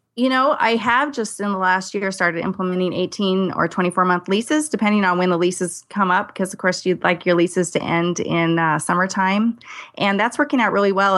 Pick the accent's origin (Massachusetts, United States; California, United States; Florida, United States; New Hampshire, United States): California, United States; now in Idaho, United States; I was born in California